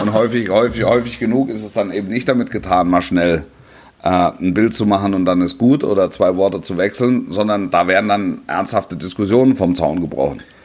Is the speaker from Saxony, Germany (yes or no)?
no; near Stuttgart, Baden-Württemberg, Germany; ich bin ja da in der Nähe aufgewachsen